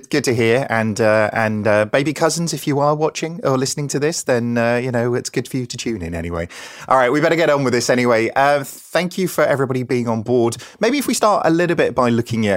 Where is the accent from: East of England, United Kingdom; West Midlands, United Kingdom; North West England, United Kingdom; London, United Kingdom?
East of England, United Kingdom; Norwich; accent: Norwich; my Norwich accent